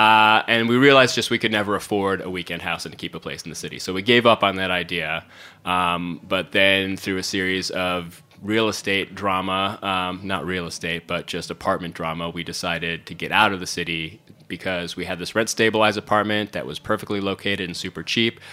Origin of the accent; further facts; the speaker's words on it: Syracuse, New York, United States; moved away as an adult; also born or lived in Brooklyn; now in Hudson Valley, United States; I grew up in central New York, in Syracuse.